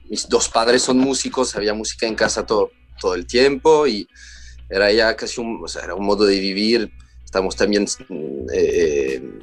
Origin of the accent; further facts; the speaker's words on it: Paris, Île-de-France, France; escuchamos mucha folk en casa, todos los clásicos y las canciones francesas también, porque, porque también crecí en París.